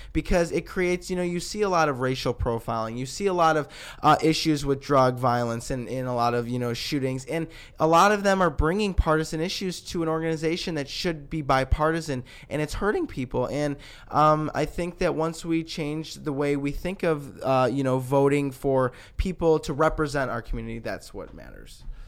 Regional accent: Lombard, Illinois, United States; my hometown, Lombard.

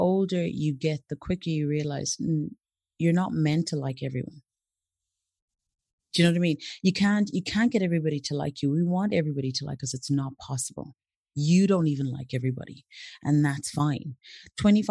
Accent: Zimbabwe; moved away as an adult; also born or lived in Brazil; now in Ireland; I grew up in Zimbabwe, did all my schooling over there.

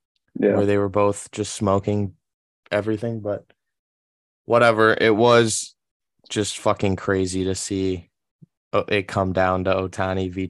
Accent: United States; as an American

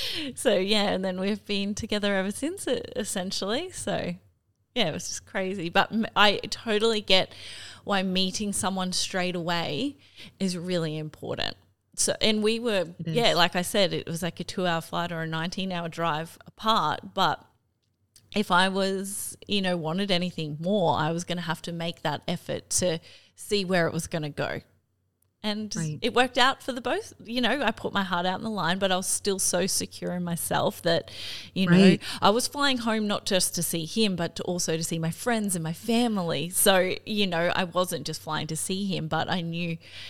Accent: Cairns, Queensland, Australia; now in Brisbane, Australia; I'm from Cairns originally, I'm gonna fly home to Cairns.

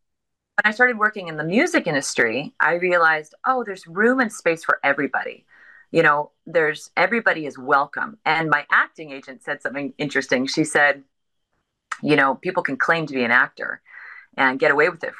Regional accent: Victoria, British Columbia, Canada; moved away as an adult; also born or lived in Hong Kong; now in Vancouver, Canada; born and raised in Victoria, British Columbia

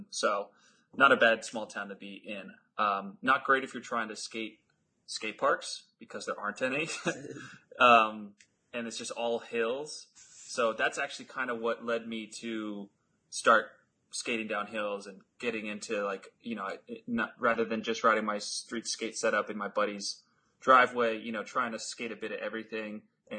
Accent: Harvard, Massachusetts, United States; In Harvard, actually. That's the same town that I host my event in.

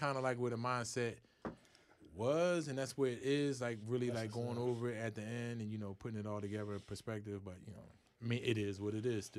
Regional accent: Philadelphia, Pennsylvania, United States; I'm from North Philly.

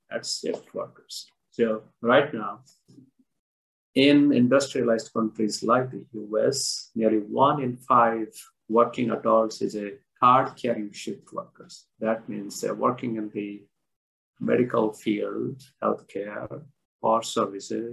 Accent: India; I was born and I grew up in India

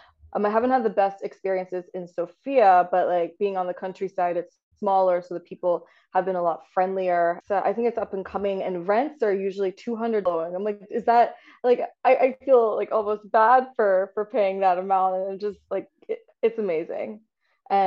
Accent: San Antonio, Texas, United States; moved away; I grew up in San Antonio, Texas, but my parents did come over from India

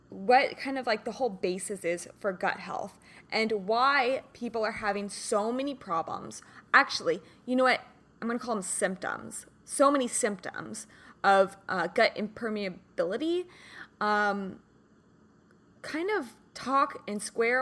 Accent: Kansas, United States; now in Southern California, United States; I'm from Kansas originally

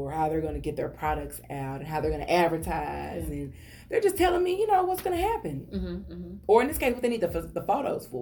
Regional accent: Texas, United States; I'm country. I'm from Texas

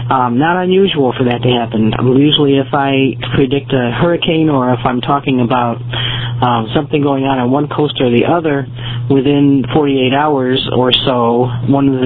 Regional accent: United States; I am an American. I'm a veteran. I am a uh, second generation immigrant, and I'm also a Native American.

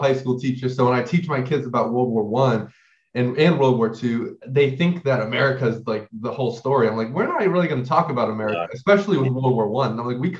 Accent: Ohio, United States; Like I said, I'm from Ohio.

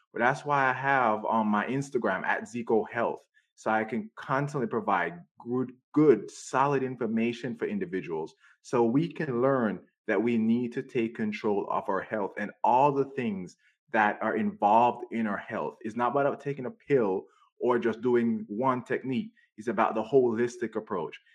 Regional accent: Jamaica; now in United States; I grew up in Jamaica.

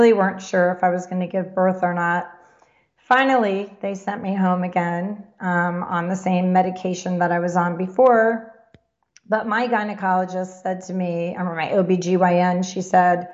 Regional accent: Florida, United States; moved away; also born or lived in New Jersey; I grew up in Florida going to Disney

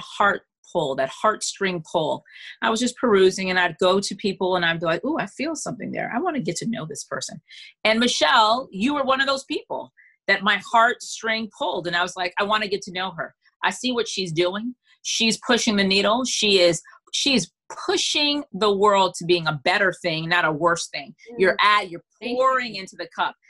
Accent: Freeport, Grand Bahama, Bahamas; now in Charlotte, United States; I'm from Freeport, Bahamas. I live in Charlotte, North Carolina.

